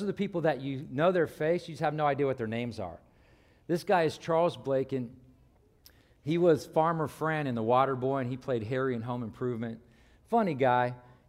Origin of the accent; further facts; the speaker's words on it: Ireland; Now, you may not know this, but I'm originally from Ireland. My family's Irish, obviously. And my parents have the Irish brogue.